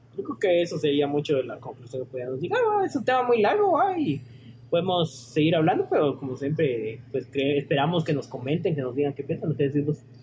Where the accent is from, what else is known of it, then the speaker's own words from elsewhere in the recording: Guatemala; como guatemaltecos